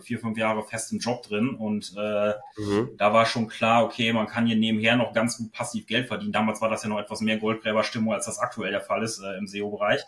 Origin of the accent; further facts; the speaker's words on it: Osnabrück, Lower Saxony, Germany; ich komme aus Osnabrück